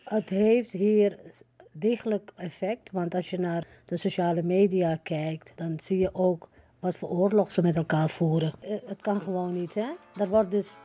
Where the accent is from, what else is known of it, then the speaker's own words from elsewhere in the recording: Suriname; now in Netherlands; Kijk, ik woon al 53 jaar hier in Nederland. Maar ik ben een Surinamer. Ik blijf ook een Surinamer.